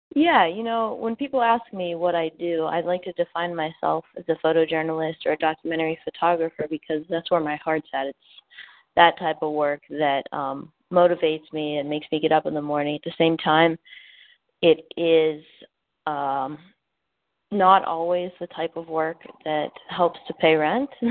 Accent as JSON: {"language": "English", "town": "Pittsburgh", "region": "Pennsylvania", "country": "United States", "tie": "born or raised there", "also_born_or_lived": "South Carolina", "moved": "as an adult", "said": "born and raised in Pittsburgh"}